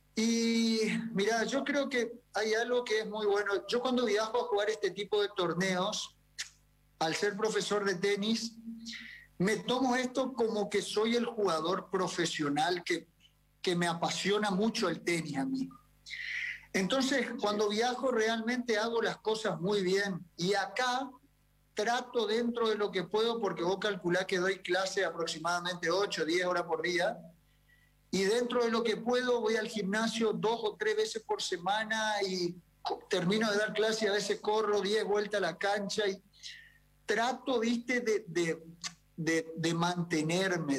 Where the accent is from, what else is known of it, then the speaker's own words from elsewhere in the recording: Argentina; nosotros los del interior somos gente, viste, muy perfil bajo